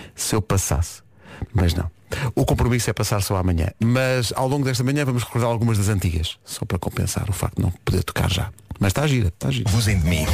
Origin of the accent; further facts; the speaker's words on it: Oeiras, Lisbon, Portugal; cresci em Oeiras, sou de lá